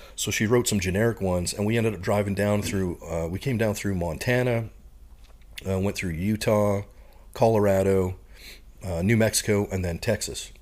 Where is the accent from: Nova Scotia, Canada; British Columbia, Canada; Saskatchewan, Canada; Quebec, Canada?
Saskatchewan, Canada; Saskatoon; moved away as an adult; also born or lived in Oxbow, Saskatchewan; now in United States; my hometown, I'd probably call Saskatoon, Saskatchewan, which is the biggest, uh, city in the prairies